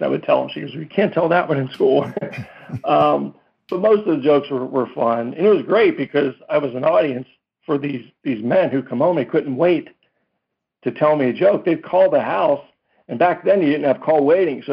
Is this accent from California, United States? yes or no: no; Pittsburgh, Pennsylvania, United States; I was born in Pittsburgh, Pennsylvania, and raised there